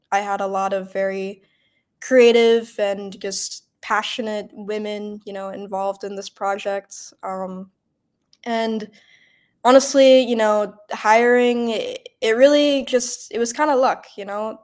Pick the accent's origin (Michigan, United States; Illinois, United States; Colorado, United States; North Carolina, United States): Michigan, United States; Bloomfield Hills; moved away; also born or lived in New York; I'm from Metro Detroit. I'm about 30 minutes outside of the city from a suburb called Bloomfield Hills